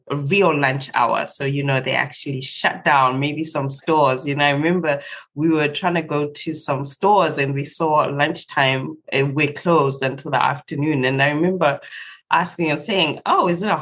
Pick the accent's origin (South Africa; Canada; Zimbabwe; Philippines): Zimbabwe; I was born and raised in Zimbabwe